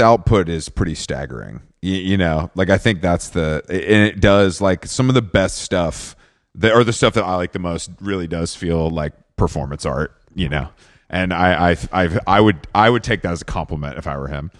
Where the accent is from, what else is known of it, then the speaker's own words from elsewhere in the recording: Atlanta, Georgia, United States; I grew up in Atlanta